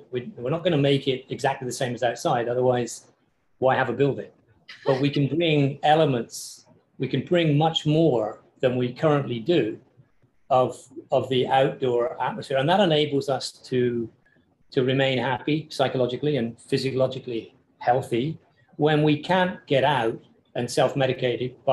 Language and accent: English; England, United Kingdom; I say taste because I'm English and you know we don't really care about food.